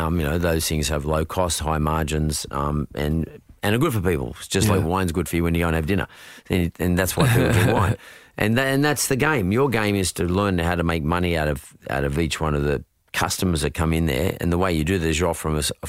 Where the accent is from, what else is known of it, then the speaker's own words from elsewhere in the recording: Australia; I'm selling Aussie here. I'm selling Aussie stuff. I'm selling Aussie know-how. I'm selling Aussie freshness. And we're a young country